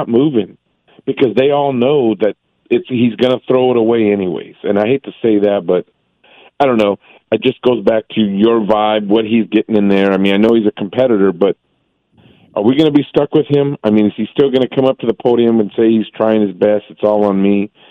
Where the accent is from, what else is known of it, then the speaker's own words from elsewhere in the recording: Central Valley, California, United States; I am from the Central Valley. I'm a Fresno State supporter